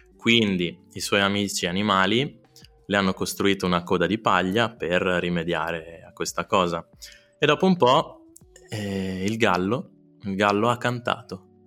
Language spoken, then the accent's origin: Italian; Trento, Trentino-Alto Adige, Italy; sono cresciuto nella Trento Sud, con gli amici di Trento Sud, Bolghera, Clarina